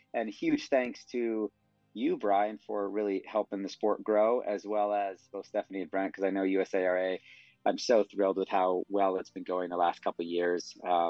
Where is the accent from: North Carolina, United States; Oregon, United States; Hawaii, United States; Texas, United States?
Oregon, United States; Bend; I'm from Bend, Oregon